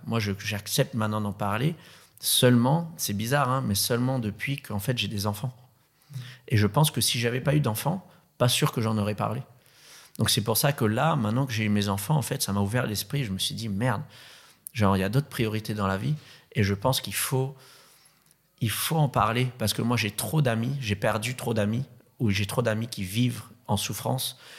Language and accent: French; Madagascar; moved away; also born or lived in Réunion; Je suis né à la Réunion, qui est une île paradisiaque. Ensuite, j'ai grandi à Madagascar, qui est une autre île paradisiaque